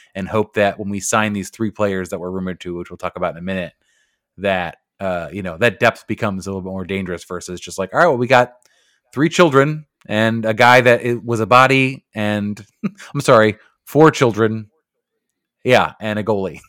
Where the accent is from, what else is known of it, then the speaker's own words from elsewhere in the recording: United States; we are American